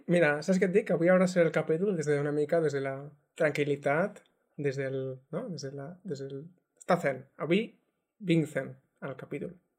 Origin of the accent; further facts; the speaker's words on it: Terres de l'Ebre, Catalonia, Spain; sóc de les Terres de l'Ebre